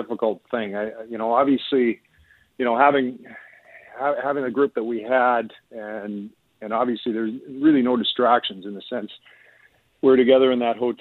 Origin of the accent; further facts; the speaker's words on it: Canada; as a Canadian and as a hockey fan